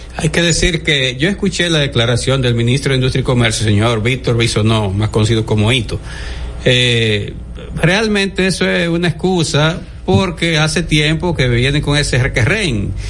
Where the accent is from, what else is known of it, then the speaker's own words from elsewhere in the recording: Dominican Republic; como dominicanos